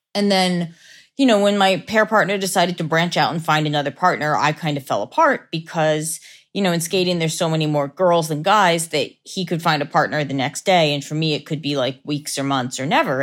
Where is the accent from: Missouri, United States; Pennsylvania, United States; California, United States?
Pennsylvania, United States; Lancaster; Lancaster, Pennsylvania.